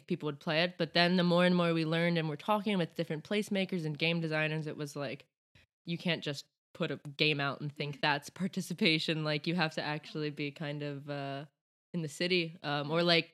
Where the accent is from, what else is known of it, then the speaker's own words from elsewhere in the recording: around Baltimore and DC, Maryland, United States; moved away as an adult; now in Stockholm, Sweden; I am from the US, from around Baltimore and DC, right between those two